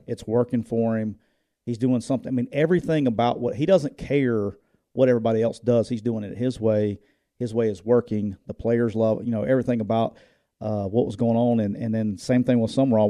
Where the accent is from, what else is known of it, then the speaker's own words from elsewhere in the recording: Louisiana, United States; we're from Louisiana